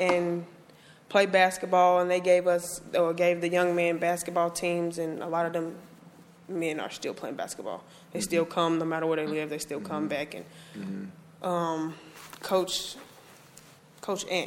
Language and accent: English; Gary, Indiana, United States; moved away; I'm originally from Gary, Indiana